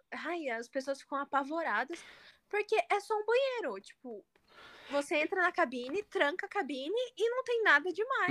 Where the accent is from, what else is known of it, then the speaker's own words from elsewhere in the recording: Brazil; como brasileira